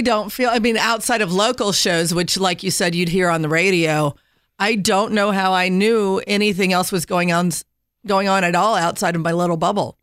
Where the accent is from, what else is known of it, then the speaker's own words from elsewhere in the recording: Indiana, United States; I grew up in Indiana, landlocked